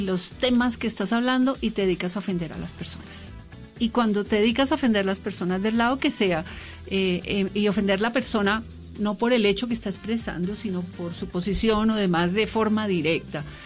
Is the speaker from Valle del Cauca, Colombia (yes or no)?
no; Bogotá, Colombia; yo soy bogotana y hablo diferente